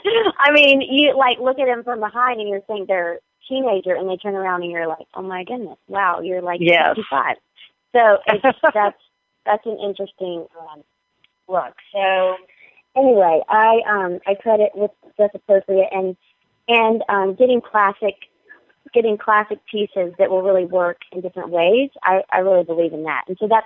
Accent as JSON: {"language": "English", "region": "North Carolina", "country": "United States", "said": "I mean, I'm still from North Carolina. I'm still Southern."}